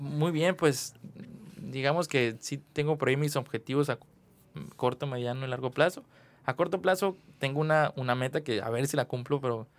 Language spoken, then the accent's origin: Spanish; Mexico; como ciudadano mexicano